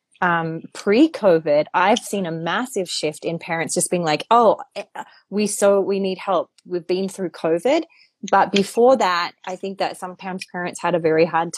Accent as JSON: {"language": "English", "country": "Australia", "tie": "born or raised there", "said": "I'm from Australia. When I grew up in Australia"}